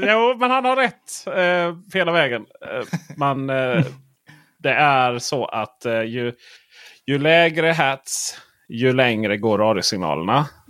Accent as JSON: {"language": "Swedish", "area": "near Bräkne-Hoby", "region": "Blekinge", "country": "Sweden", "tie": "born or raised there", "moved": "yes", "said": "jag är uppvuxen rätt nära Bräkne-Hoby"}